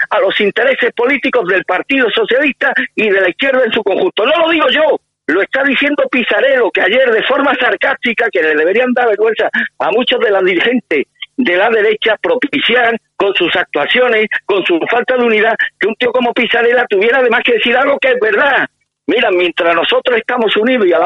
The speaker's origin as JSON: {"language": "Spanish", "country": "Spain", "said": "Los que la vamos a pasar canuta somos los españoles."}